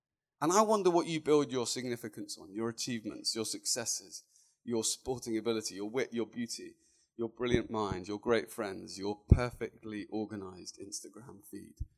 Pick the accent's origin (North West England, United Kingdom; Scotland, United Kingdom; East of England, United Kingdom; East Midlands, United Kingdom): East of England, United Kingdom; Luton; moved away as an adult; now in London, United Kingdom; I was born and bred in a beautiful little town just north of London called Luton